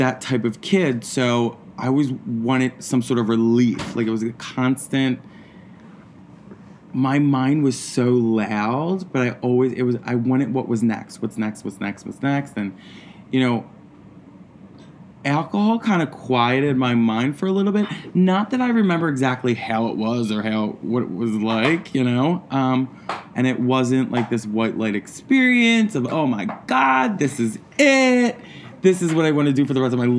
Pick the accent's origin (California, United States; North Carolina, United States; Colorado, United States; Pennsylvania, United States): Pennsylvania, United States; Philadelphia; also born or lived in New York; I'm from Philadelphia. I'm from Port Richmond, Philadelphia.